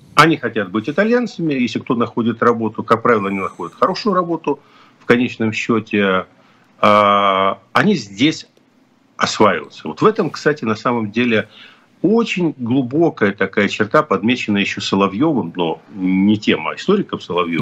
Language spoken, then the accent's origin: Russian; Kyiv, Ukraine; moved away; Хотя я родился и вырос в Киеве, но я родился и вырос в Киеве как человек, который говорит на русском языке